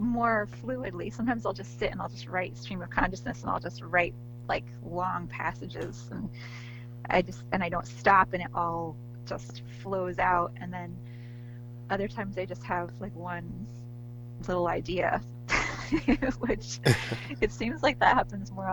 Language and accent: English; near New Paltz, New York, United States; I went to SUNY New Paltz, which is near my hometown.